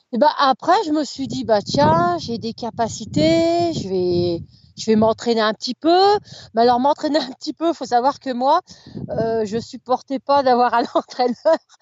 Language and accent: French; Chapareillan, Auvergne-Rhône-Alpes, France; also born or lived in Chambéry / Maurienne valley; now in Avrieux, France; je suis née à Chambéry, j'ai habité un petit village qui s'appelle Chapareillan, donc c'était au pied du Mont Granier, au pied de la Chartreuse